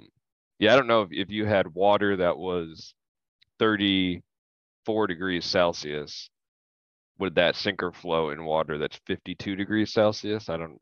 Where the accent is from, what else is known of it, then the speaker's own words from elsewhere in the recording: Phoenix, Arizona, United States; My dad is from Jersey, but I am from Phoenix.